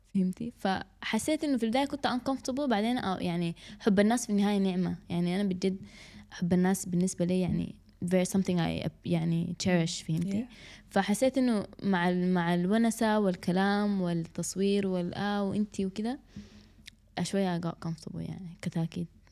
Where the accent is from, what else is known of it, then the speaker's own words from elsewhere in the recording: Sudan; احنا كسودانيين